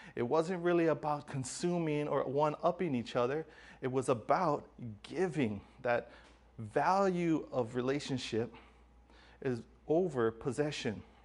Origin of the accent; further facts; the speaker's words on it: Hawaii, United States; growing up in Hawaii